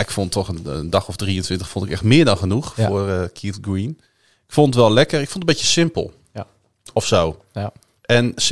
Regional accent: Netherlands; bij ons als Nederlanders.

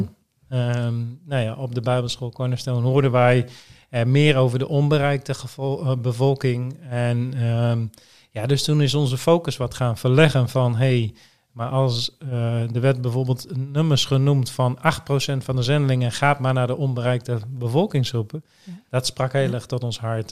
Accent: Groningen, Netherlands; moved away as an adult; also born or lived in Cambodia; now in Emmeloord, Netherlands; Ik ben geboren en getogen in Groningen, in de stad

